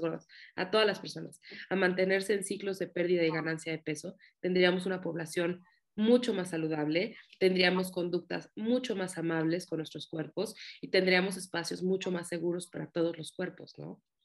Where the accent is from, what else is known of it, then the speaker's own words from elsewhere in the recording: Mexico; soy psicóloga, soy de México